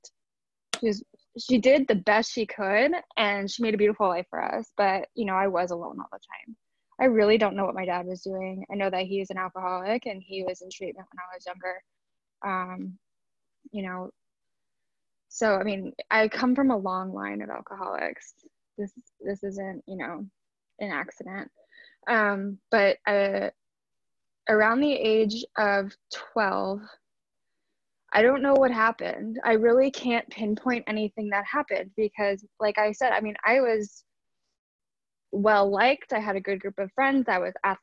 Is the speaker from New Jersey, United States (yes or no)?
yes; Southern New Jersey, United States; I grew up in Southern New Jersey